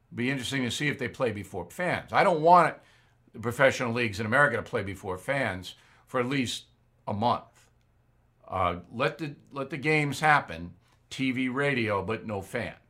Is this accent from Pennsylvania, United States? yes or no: no; Long Island, New York, United States; my hometown on Long Island